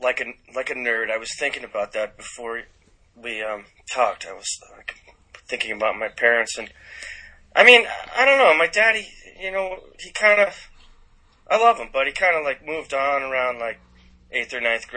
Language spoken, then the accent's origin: English; California, United States; born there; I was born in California, so I still have family there, so.